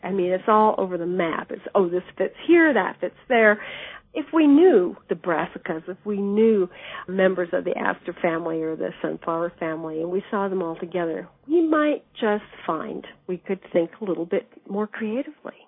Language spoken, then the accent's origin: English; Davis, California, United States; I grew up in Davis, California, which is a university town in the Central Valley of California.